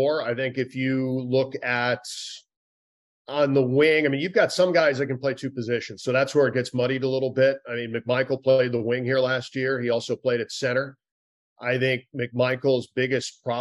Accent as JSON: {"language": "English", "region": "Minnesota", "country": "United States", "tie": "born or raised there", "also_born_or_lived": "Ohio", "moved": "yes", "lives_now": "Washington, D.C., United States", "said": "I grew up in Minnesota."}